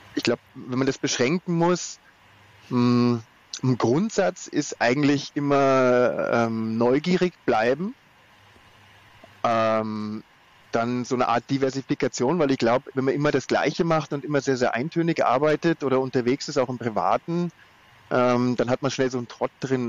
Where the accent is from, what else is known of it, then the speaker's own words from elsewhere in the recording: Germany; bei uns in Deutschland